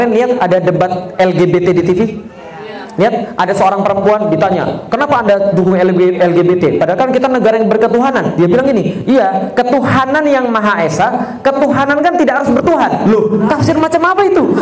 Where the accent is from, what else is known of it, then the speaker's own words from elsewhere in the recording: Palembang, South Sumatra, Indonesia; born there; now in Jakarta, Indonesia; Saya lahir di Palembang, sekarang tinggal di Jakarta, istri saya satu, anaknya empat